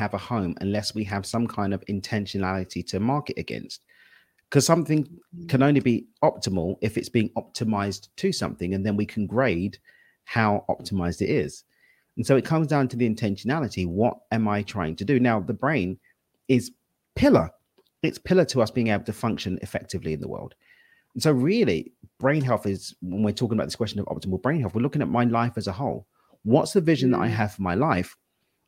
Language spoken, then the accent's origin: English; London, United Kingdom; Born and raised in East London